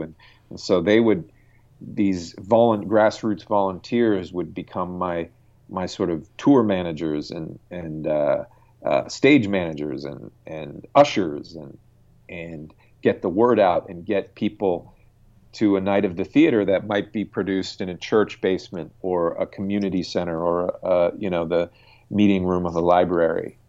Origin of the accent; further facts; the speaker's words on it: United States; as an American